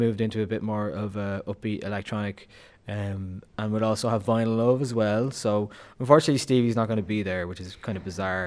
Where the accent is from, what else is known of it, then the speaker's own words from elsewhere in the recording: Dublin, Leinster, Ireland; I'm from Dublin, I'm supposed to hate Cork